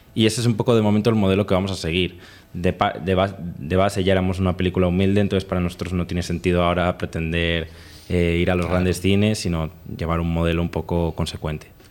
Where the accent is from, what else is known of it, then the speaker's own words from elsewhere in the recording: Spain; nosotros no somos de la capital, no somos de Madrid